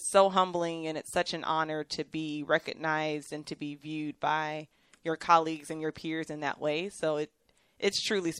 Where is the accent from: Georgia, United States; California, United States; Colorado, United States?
Georgia, United States; Atlanta; moved away as an adult; also born or lived in Florida / Kansas; now in Waco, United States; I'm originally from Atlanta, Georgia, born and raised there, and went to school at the University of Georgia, grad school at the University of Central Florida.